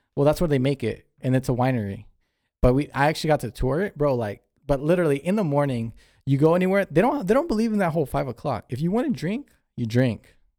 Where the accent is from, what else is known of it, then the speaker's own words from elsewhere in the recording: California, United States; we're from California.